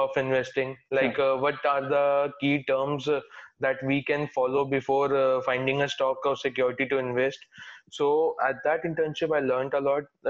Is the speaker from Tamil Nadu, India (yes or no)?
no; Delhi, India; I'm like from Delhi itself